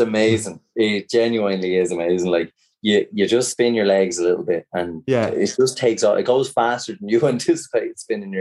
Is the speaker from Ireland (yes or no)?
yes; Ireland; we're coming from Ireland